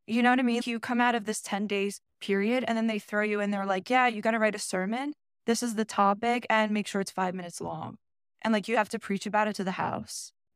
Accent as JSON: {"language": "English", "town": "Vineland", "region": "New Jersey", "country": "United States", "tie": "born or raised there", "also_born_or_lived": "Delaware", "said": "I was born and raised in Vineland, Millville, New Jersey"}